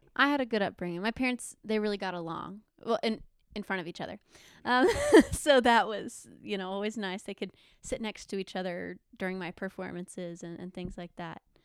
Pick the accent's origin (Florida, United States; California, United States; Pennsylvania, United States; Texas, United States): Florida, United States; Panama City; moved away as an adult; now in Alabama, United States; I was born and raised there